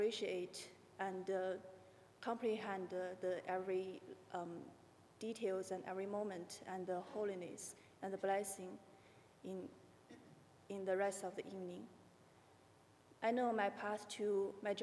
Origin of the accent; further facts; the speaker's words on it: China; moved away as an adult; also born or lived in Houston, United States; now in Maryland, United States; Growing up in China, my hometown was not very friendly to religions